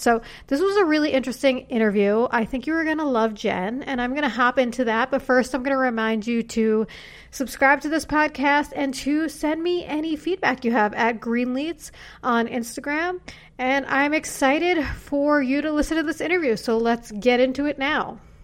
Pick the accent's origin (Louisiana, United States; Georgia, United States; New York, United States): New York, United States; New York City; I'm from New York City.